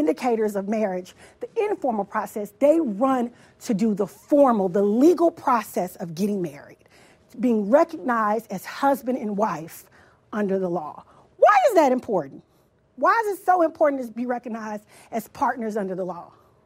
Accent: the South, United States; I grew up in the South.

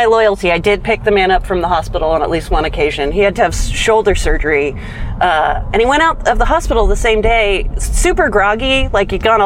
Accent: Napa, California, United States; I am from Napa, a neighboring city to Petaluma

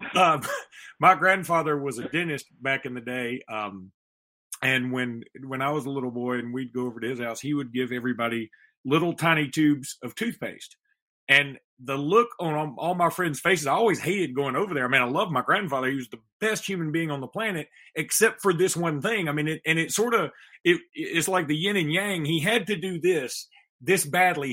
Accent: Alexander City, Alabama, United States; my hometown of Alexander City

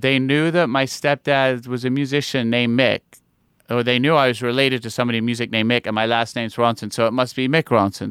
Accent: New York, United States; also born or lived in London; I was born in London, uh, my parents are English, and then I moved to New York when I was eight. And I was pretty much, I, I consider myself a New Yorker

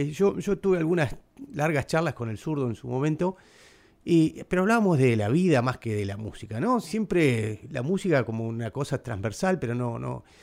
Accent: Paraná, Entre Ríos, Argentina; Eh, yo soy de Paraná

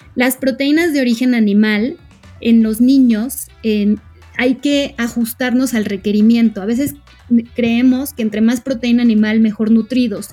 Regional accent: Mexico; como mexicanos eh, tenemos

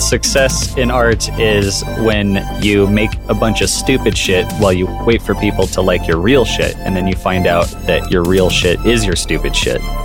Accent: Wyoming, United States; I grew up in Wyoming in a small town and, uh, uh, in a very Mormon family, in a very Mormon town

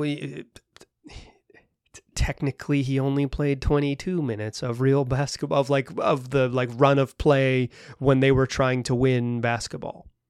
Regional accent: the American South, United States; moved away; I grew up in the American South

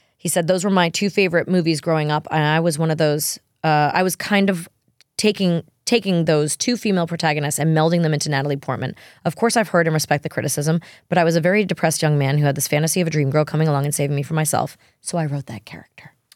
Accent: New York, United States; I'm a New Yorker

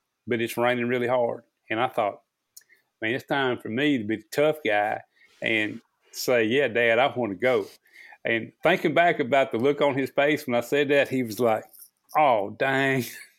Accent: Rolla, Missouri, United States; born there; I was born in the Ozarks, Phelps County Hospital, Rolla, Missouri, is where it says on my birth certificate

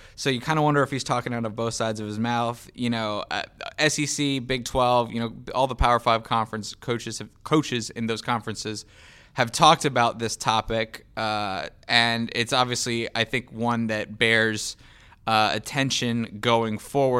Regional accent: Charlotte, North Carolina, United States; moved away; I grew up in Charlotte, North Carolina.

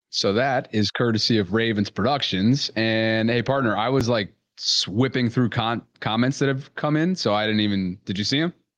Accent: Albany, New York, United States; I'm from Albany, which is, like, capital region area of New York

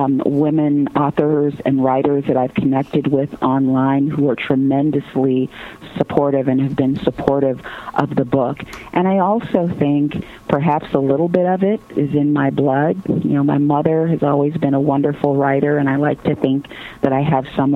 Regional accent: Gary, Indiana, United States; I grew up in Gary, Indiana

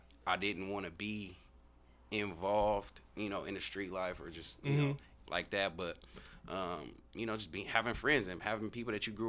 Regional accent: Tacoma, Washington, United States; I'm from Tacoma, so, you know, growing up in Tacoma, being in the inner city, you know, black youth growing up

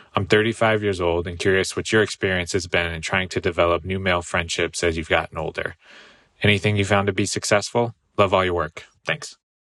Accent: United States; moved away as an adult; now in United Kingdom; I'm living in the U K as an American expat. My wife and I moved to the U K for her career

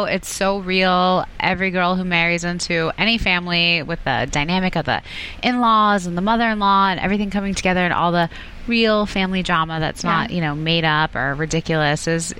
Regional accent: New Jersey, United States; growing up in New Jersey.

